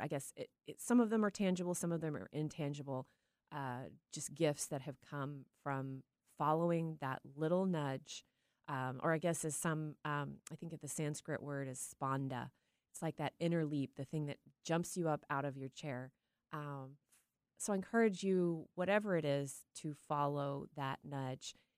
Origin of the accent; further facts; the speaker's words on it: Tyler, Texas, United States; now in Seattle, United States; growing up in Tyler, Texas